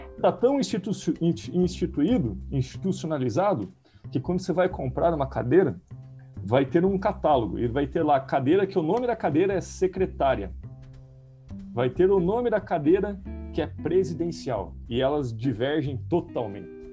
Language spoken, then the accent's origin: Portuguese; Guarapuava, Paraná, Brazil; moved away; na cidade de onde eu vim